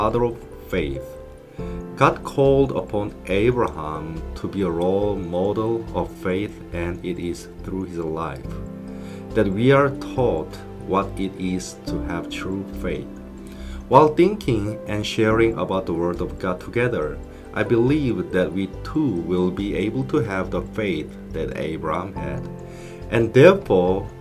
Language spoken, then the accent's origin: English; South Korea; now in England; I was born and raised in South Korea